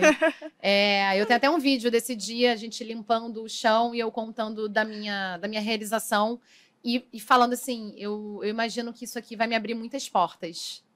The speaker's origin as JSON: {"language": "Portuguese", "town": "São Gonçalo", "region": "Rio de Janeiro", "country": "Brazil", "said": "São Gonçalo, que é da cidade de onde eu vim"}